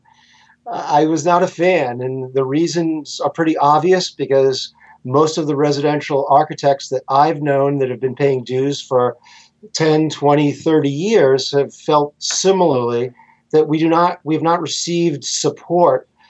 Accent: Rhode Island, United States; I'm from Rhode Island

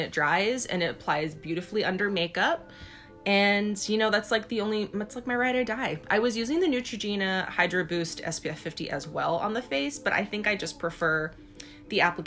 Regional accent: Hawaii, United States; moved away; growing up, we grew up in Hawaii

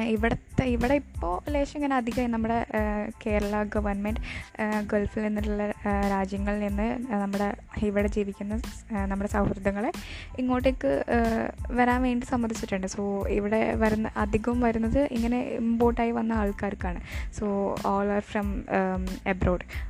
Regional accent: Malayali, Kerala, India; ഞാനൊരു മലയാളിയാണ് I M A Malayali

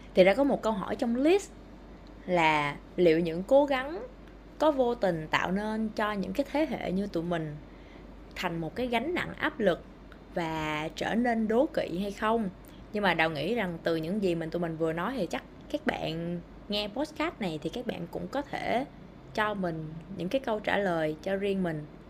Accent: Ho Chi Minh City, Vietnam; tôi ở thành phố Hồ Chí Minh

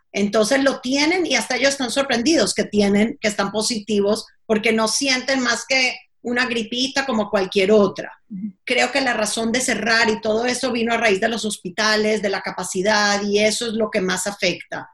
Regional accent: United States; yo soy bien gringa

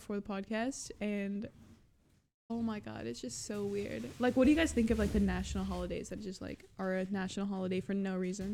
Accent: New Mexico, United States; now in Hawaii, United States; I'm from New Mexico.

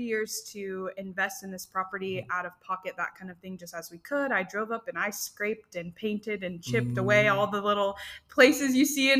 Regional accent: Frisco, Texas, United States; now in Denison, United States; we're originally from Frisco

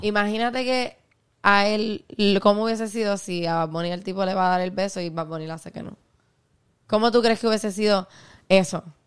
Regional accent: Puerto Rico; born or raised there; also born or lived in Ponce

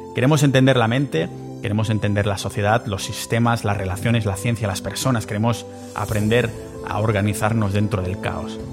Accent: Catalonia, Spain; accent: Catalan; moved away as an adult; now in Estonia; yo que soy originariamente de Cataluña

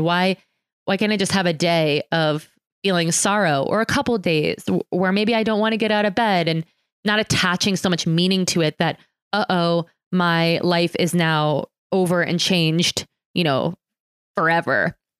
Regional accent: New York City, New York, United States; moved away; also born or lived in Philadelphia; born in New York City

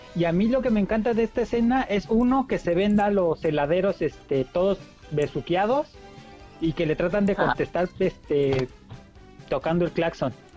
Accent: Mexico; como buen mexicano

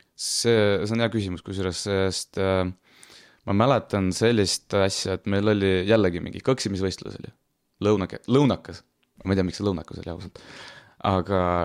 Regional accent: Tartu, Tartu County, Estonia; mina ise olen pärit nagu Annelinnast

